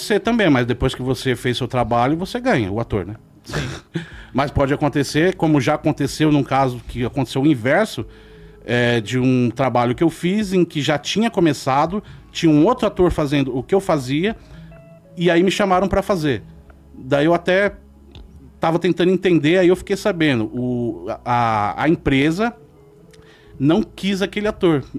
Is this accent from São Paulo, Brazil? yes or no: yes; Jandira, São Paulo, Brazil; Eu cresci em Jandira, não é longe hoje em dia